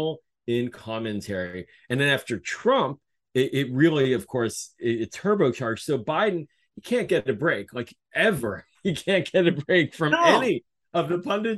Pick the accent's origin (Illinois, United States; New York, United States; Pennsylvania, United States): Pennsylvania, United States; Pittsburgh; now in Maryland, United States; I'm originally from Pittsburgh